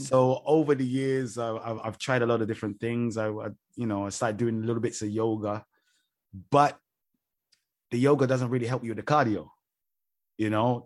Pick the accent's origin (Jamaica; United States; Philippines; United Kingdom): United Kingdom; London; moved away; growing up in London, every pool I ever went to was freezing cold